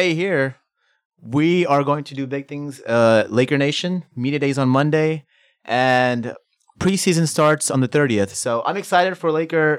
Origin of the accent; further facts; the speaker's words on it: New Orleans, Louisiana, United States; also born or lived in Pakistan / Bronx, New York City; I grew up in New Orleans. That was my childhood there